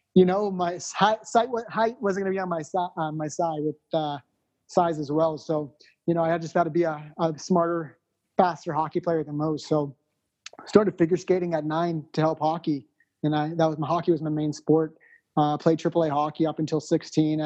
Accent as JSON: {"language": "English", "region": "Arizona", "country": "United States", "tie": "born or raised there", "said": "I grew up in Arizona"}